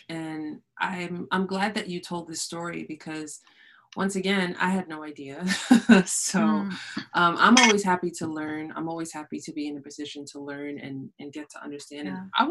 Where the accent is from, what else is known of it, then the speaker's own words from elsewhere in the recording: New York, United States; So I should know better as a New Yorker.